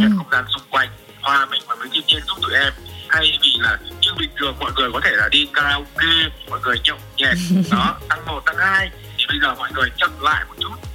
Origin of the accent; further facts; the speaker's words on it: Nam Định, Vietnam; now in Da Lat, Vietnam; em là người miền Bắc và là ừ. đặc trưng của người miền Bắc luôn là quê em ở Nam Định